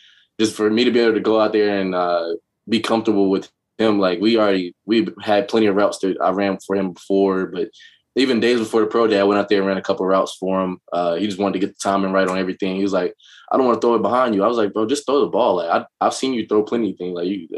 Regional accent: Greensboro, North Carolina, United States; moved away; I'm from Greensboro. It's, 45 minutes from Chapel Hill

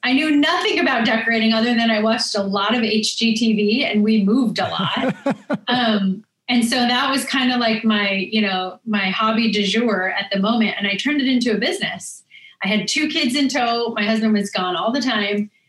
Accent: Laurel, Montana, United States; moved away as an adult; now in Washington, D.C., United States; we had a good time growing up there

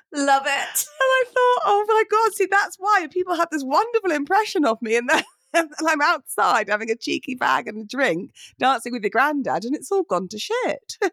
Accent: United Kingdom; it's not in our nature as British people to be like, oh, look at me, look at me, and posy.

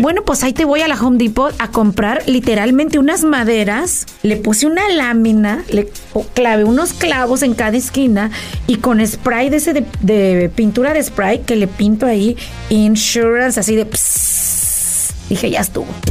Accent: State of Mexico, Mexico; moved away as an adult; now in United States; yo nací en Mexicali, pero nos fuimos a la Ciudad de México y vivíamos en el Estado de México en un fraccionamiento donde, ya sabes, tipo México, que todo el mundo se conoce

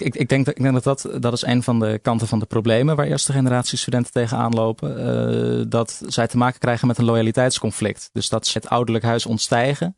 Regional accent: Vlaardingen, South Holland, Netherlands; also born or lived in Schiedam; ik ben geboren in Schiedam en opgegroeid in Vlaardingen.

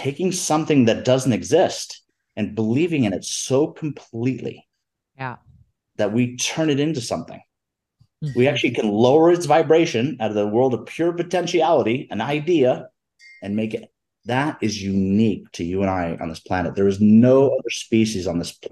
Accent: Florida Keys, United States; moved away as an adult; now in Denver, United States; I grew up in the Florida Keys.

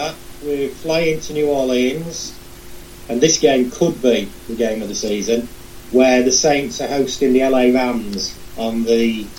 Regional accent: Lincolnshire, East Midlands, United Kingdom; I'm from Lincolnshire.

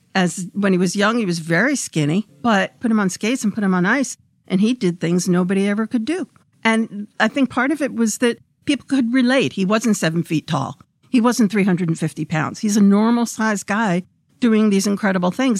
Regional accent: New York City, New York, United States; moved away as an adult; I grew up in Brooklyn

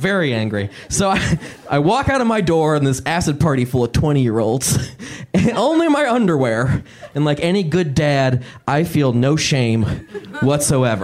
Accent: Indiana, United States; growing up in Indiana, I didn't get to choose my haircut until I was, like, 13

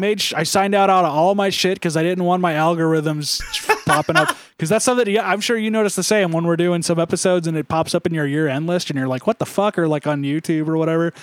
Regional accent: Ramona, California, United States; I grew up in Ramona, and for people that don't know, Ramona is this kinda weird, it's actually still technically on the western half of, um, San Diego County

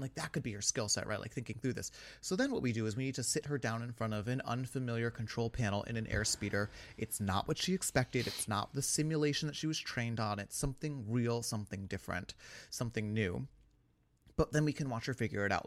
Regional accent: New York, United States; as a New Yorker

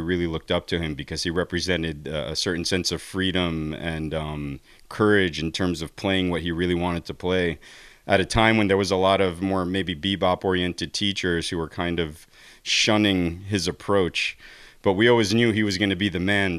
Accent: New Jersey, United States; growing up in New Jersey, we had access to all these great teachers

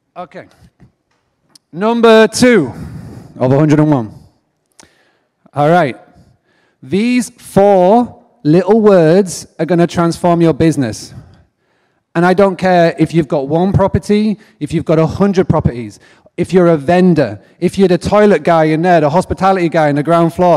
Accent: England, United Kingdom; accent: English; also born or lived in Nashville, Tennessee, United States; I grew up in a farmstay bed and breakfast in the middle of nowhere in England

